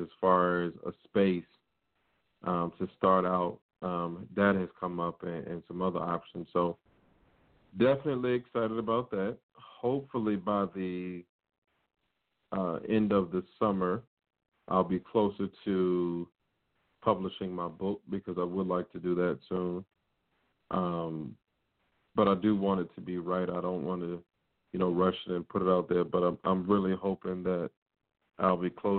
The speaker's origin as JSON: {"language": "English", "town": "Virginia Beach", "region": "Virginia", "country": "United States", "tie": "born or raised there", "said": "That was down in my hometown, Tammy. That was down at Virginia Beach"}